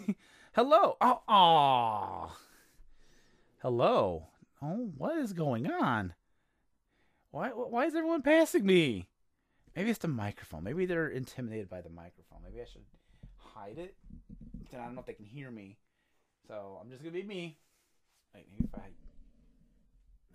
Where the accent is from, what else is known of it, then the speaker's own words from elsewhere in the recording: Indiana, United States; I am from Indiana, which is in the United States